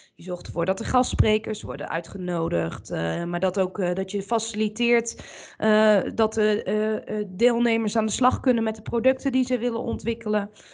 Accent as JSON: {"language": "Dutch", "town": "Bergen op Zoom", "region": "North Brabant", "country": "Netherlands", "said": "ik kom uit Bergen op Zoom"}